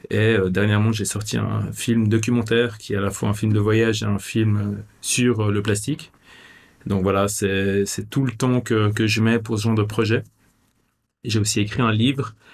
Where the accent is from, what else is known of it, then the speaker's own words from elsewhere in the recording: Vevey, Vaud, Switzerland; euh, je suis né à Vevey, je suis suisse